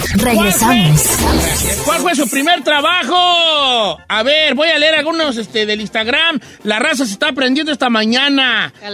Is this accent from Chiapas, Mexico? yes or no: no; Zamora, Michoacán, Mexico; yo soy del Valle de Zamora